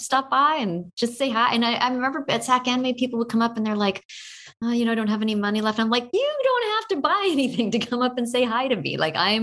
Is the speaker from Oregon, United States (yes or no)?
yes; Oregon, United States; I grew up in Oregon